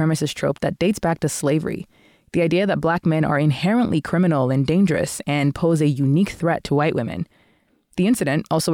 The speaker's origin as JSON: {"language": "English", "country": "Canada", "also_born_or_lived": "Nigeria", "said": "As a Canadian"}